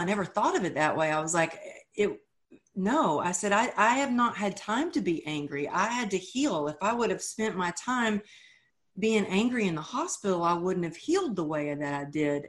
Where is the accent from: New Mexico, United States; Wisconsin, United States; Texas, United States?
Texas, United States; moved away as an adult; now in California, United States; as a Texan, as a girl who grew up with, you know, sayings like cowgirl up